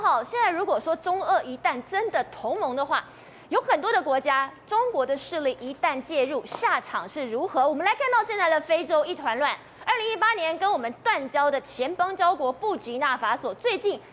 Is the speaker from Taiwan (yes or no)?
yes; Taiwan; 我们台湾人还蛮勇敢的